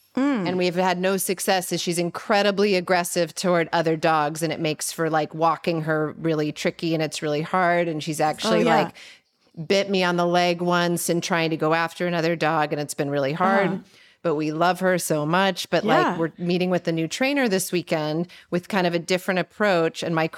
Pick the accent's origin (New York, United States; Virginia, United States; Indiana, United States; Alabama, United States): Virginia, United States; I grew up in Virginia